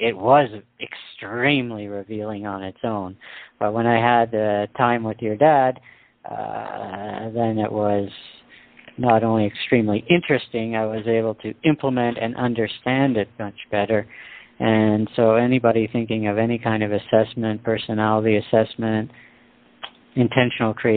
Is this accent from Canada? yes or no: yes; Canada; I'm a Canadian